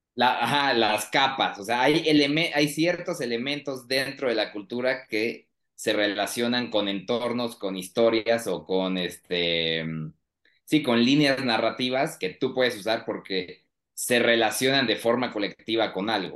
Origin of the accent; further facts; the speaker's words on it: Querétaro, Mexico; now in Mexico City, Mexico; sí soy de origen queretano, pero ahora estoy en la Ciudad de México